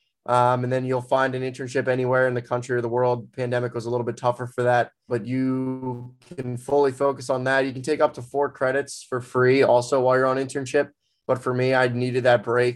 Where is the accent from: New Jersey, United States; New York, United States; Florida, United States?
New Jersey, United States; Ocean City; moved away as an adult; now in Philadelphia, United States; I'm from Ocean City, New Jersey